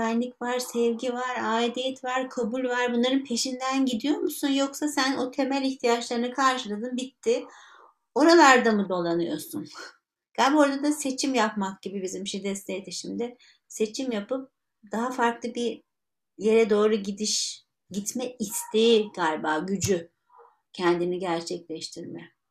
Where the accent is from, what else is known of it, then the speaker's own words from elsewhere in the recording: Istanbul, Turkey; born there; ee, işte İstanbul'da doğdum e, Müslüman bir aileye doğdum.